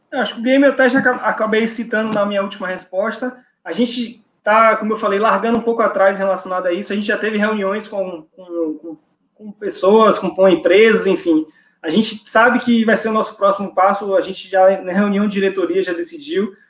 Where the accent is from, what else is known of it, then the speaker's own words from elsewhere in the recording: Bahia, Brazil; accent: baianês; aqui na minha infância, na, na Bahia